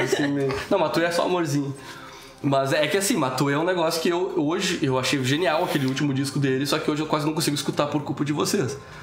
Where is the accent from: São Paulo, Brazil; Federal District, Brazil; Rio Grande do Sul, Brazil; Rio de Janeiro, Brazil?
Rio Grande do Sul, Brazil; Estrela; nós somos de Estrela, que é uma cidade a mais ou menos 120 km de Porto Alegre